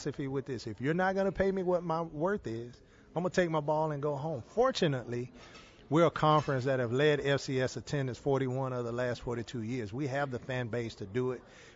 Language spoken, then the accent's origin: English; Jackson, Mississippi, United States; also born or lived in Houston, Texas; now in Birmingham, United States; I'm from Jackson, Mississippi